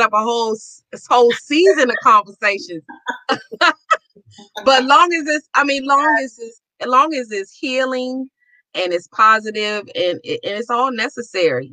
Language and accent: English; Washington, District of Columbia, United States; I said, Washington, D.C.